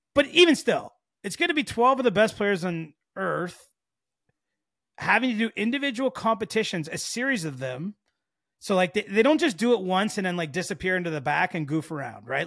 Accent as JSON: {"language": "English", "country": "Canada", "said": "even as a Canadian"}